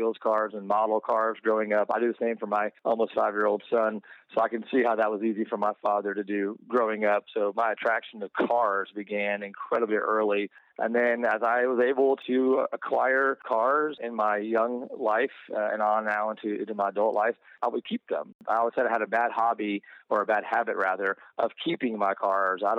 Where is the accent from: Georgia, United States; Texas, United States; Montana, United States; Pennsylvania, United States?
Georgia, United States; moved away as an adult; also born or lived in North Carolina / Louisiana / China / Portland, Oregon; now in Bowling Green, Kentucky, United States; I was born in Georgia